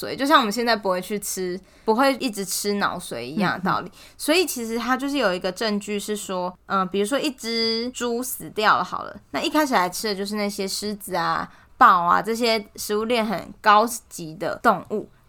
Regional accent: Taiwan; 为什么大家都相信我是台湾人，然后美国人相信他是美国人？

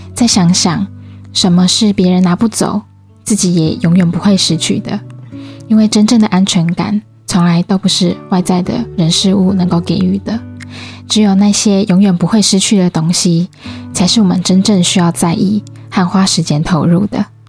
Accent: Changhua County, Taiwan; moved away as an adult; also born or lived in Kaohsiung; now in Taipei, Taiwan; 其实我是彰化人，然后以前大学是在高雄读书

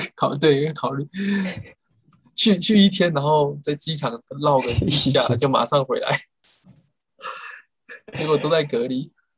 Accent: Taiwan; 我从小在台湾吃的是八泡元鸡嘛

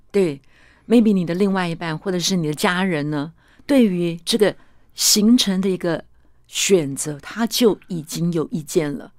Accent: Zhongxing New Village, Nantou County, Taiwan; 我是出生在中心新村的

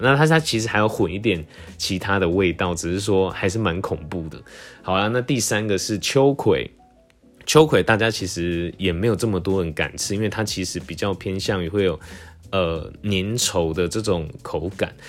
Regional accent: Tainan, Taiwan; moved away; also born or lived in Taipei; 因为我从小在台南

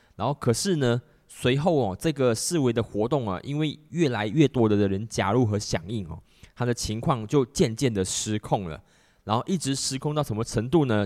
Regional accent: Malaysia; 在我们马来西亚这边

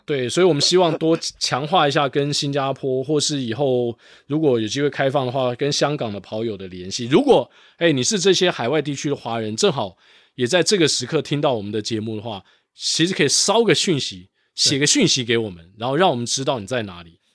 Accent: Taiwan; also born or lived in Singapore; 我们台湾人

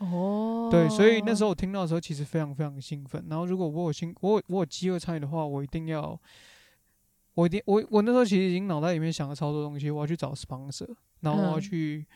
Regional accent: Taiwan; 不像可能我们台湾人、亚洲人就是，

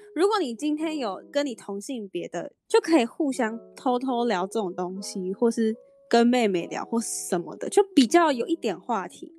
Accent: Hong Kong; now in Taiwan; 我是香港人哦，我啊。爱打到不行哦。而且我之前在香港是我每天陪我奶奶打麻将，每天哦每天打。对，就是每天打，而且在香港打麻将是，呃，他们就是这样一条走廊，然后有很多户嘛，你走在走廊上，每一间都在打麻将，你都可以听到砰砰砰砰砰的声音

